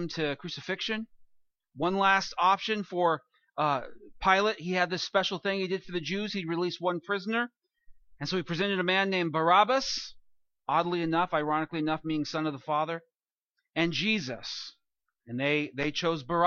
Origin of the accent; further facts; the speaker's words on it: California, United States; I'm from California, and I've lived through several earthquakes